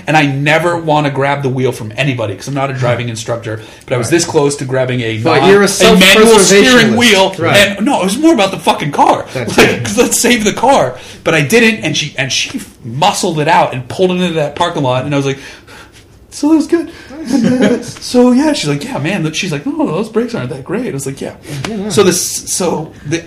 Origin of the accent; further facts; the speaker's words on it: New England, United States; I'm from New England, so I say right. Auntie.